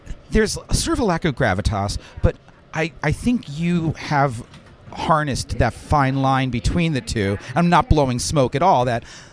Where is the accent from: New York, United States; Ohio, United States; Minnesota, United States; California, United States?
New York, United States; Westchester; now in Manhattan, New York, United States; I'm from Westchester, but I've now lived in Manhattan for 20 years.